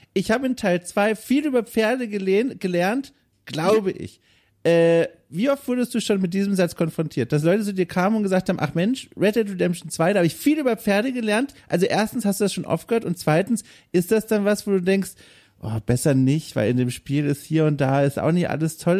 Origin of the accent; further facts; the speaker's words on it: Southern Germany, Germany; Ich bin auf dem Dorf aufgewachsen im, im Süden Deutschlands